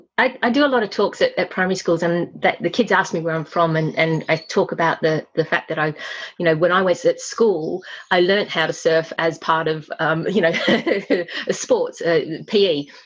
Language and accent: English; Australia; So I grew up in Australia, but I am actually British. Mum and Dad emigrated with … when I was 18 months, and I grew up in Australia.